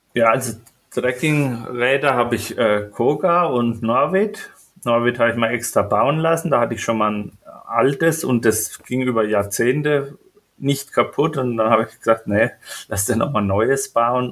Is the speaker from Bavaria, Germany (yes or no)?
yes; Franconia, Bavaria, Germany; also born or lived in Spessart; Also ich komme aus Franken